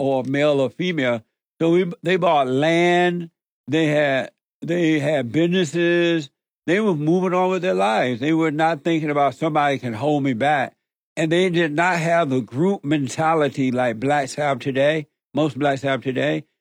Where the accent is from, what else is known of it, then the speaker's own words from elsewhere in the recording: Alabama, United States; growing up in Alabama on the plantation